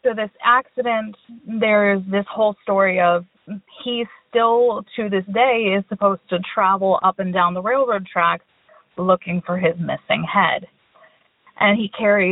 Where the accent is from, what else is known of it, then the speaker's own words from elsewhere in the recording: Pennsylvania, United States; I'm from Pennsylvania